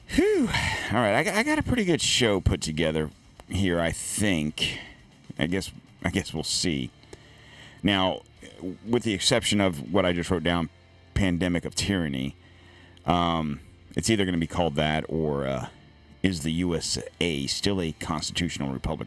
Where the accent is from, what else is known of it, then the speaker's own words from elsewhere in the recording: Florida, United States; I'm from Florida.